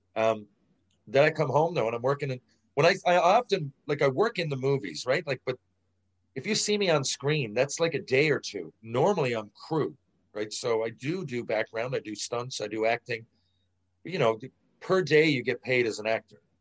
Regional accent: St. John's, Newfoundland and Labrador, Canada; St. John's Maple Leafs phone. It's my hometown.

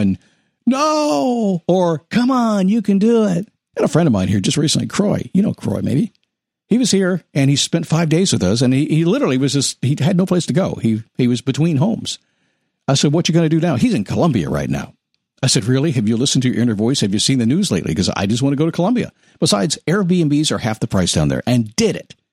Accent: Washington, District of Columbia, United States; I'm a son of a Navy chief, a military brat. I grew up in the Washington, D.C. area.

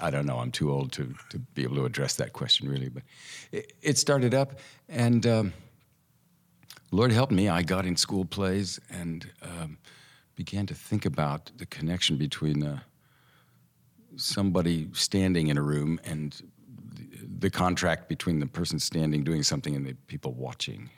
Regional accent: Tulsa, Oklahoma, United States; moved away; also born or lived in Santa Monica, California; We moved to Tulsa, Oklahoma when I was a year and a half.

